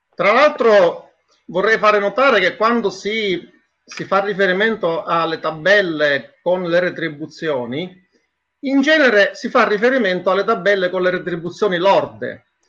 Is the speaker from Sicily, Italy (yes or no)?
yes; Sicily, Italy; moved away as an adult; now in Brussels, Belgium; Sono siciliano